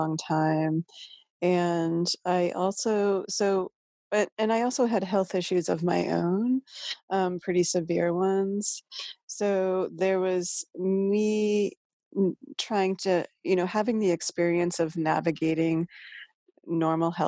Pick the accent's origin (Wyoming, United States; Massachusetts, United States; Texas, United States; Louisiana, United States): Massachusetts, United States; moved away; also born or lived in Northern California; I'm from Massachusetts and my mom's Catholic